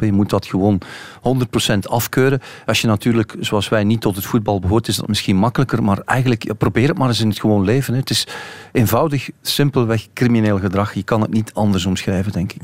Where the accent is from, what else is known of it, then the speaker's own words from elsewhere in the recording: Bruges, Flanders, Belgium; also born or lived in Ghent; mijn geboortestad uh, Brugge